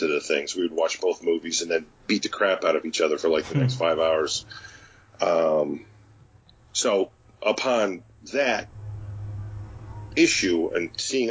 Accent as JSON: {"language": "English", "region": "Connecticut", "country": "United States", "tie": "born or raised there", "said": "I'm from Connecticut, and in Connecticut, growing up, there wasn't really any comic book stores in my area when I was young"}